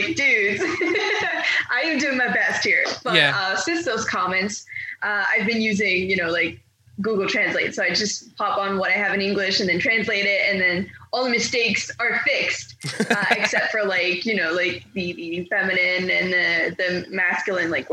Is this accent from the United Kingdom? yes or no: no; Quebec, Canada; I was raised in Quebec, so yes, naturally I tend to prefer speaking in a normal conversation in French